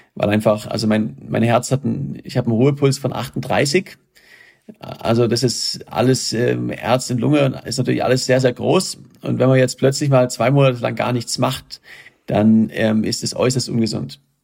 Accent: Germany; ich komme aus Deutschland

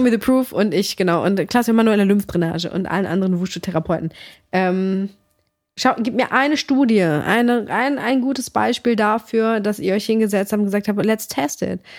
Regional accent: Greece; meine Mom, wir kommen aus Griechenland

